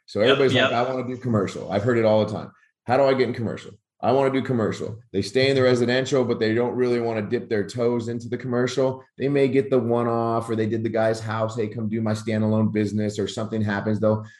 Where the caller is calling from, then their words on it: Rockwall, Texas, United States; Out of Rockwall, Texas, about 45 minutes outside of DFW